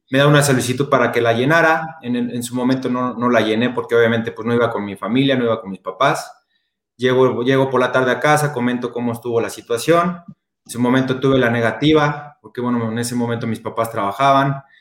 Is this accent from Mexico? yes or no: yes; Mexico City, Mexico; now in Puebla, Mexico; Yo soy de la Ciudad de México, ahora ya radico acá en Puebla, aquí nos quedamos ya, nos quedamos ya a vivir.